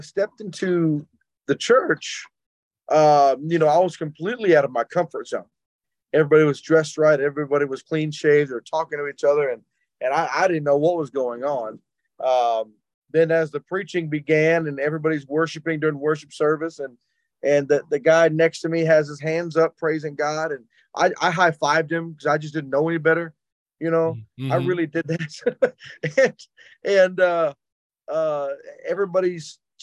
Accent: Jackson, Mississippi, United States; I grew up in South Jackson, Mississippi, and I grew up pretty rough

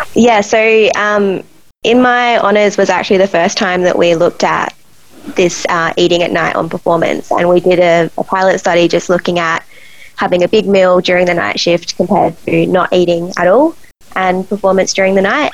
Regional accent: Adelaide, South Australia, Australia; I was um, born Adelaide and all through high school in Adelaide, and then um, did psychology at uni here

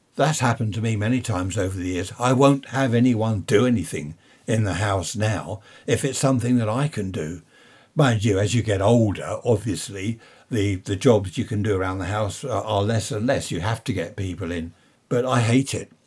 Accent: United Kingdom; Being British

